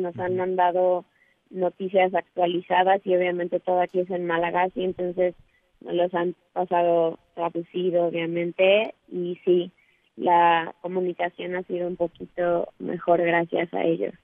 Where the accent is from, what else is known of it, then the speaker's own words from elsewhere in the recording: Mexico; somos tres mexicanas